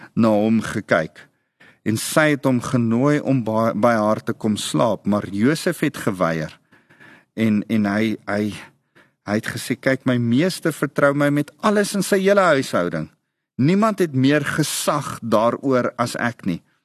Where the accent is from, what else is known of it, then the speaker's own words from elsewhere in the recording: South Africa; Ek's 'n Afrikaner